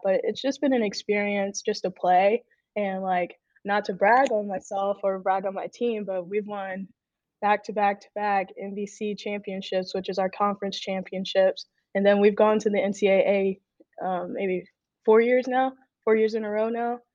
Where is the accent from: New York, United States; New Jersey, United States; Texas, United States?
Texas, United States; moved away as an adult; now in Illinois, United States; I'm from Texas. I moved all the way to Illinois